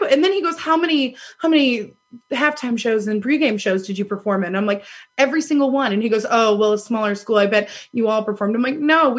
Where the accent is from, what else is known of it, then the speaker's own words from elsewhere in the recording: Ohio, United States; born there; Like, Stacey's always like, Ohio doesn't suck. I was born in Ohio.